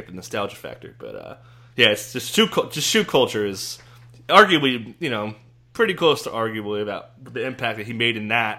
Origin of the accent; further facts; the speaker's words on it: New Jersey, United States; I grew up in the East Coast. I grew up in New Jersey